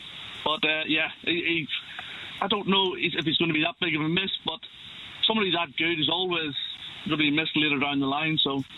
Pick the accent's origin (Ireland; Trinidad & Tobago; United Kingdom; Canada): Ireland; Well, I'm Irish